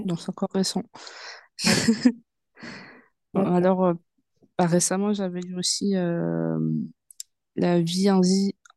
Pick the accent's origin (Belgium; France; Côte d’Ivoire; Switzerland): France; Seine-Saint-Denis, Île-de-France; also born or lived in Yvelines (78); je suis née, euh, dans 78 et euh, j'ai grandi, euh, enfin j'ai fait une partie de mon enfance en 78 et quand j'ai commencé à devenir, une petite, une petite fille, ben, j'ai grandi dans le 93 et j'ai toujours été dans 93